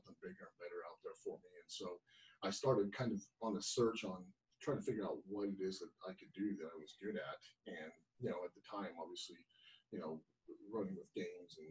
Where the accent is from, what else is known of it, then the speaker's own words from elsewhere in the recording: Salt Lake City, Roy, Utah, United States; about seventh grade, I moved from Salt Lake City. One of the times I was bouncing around, I had an opportunity to either go to another foster home or go live with my grandma Sadie up in Roy, Utah